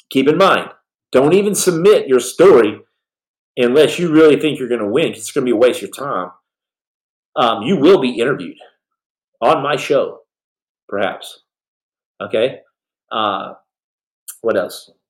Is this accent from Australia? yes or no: yes; Australia; I'm from Australia.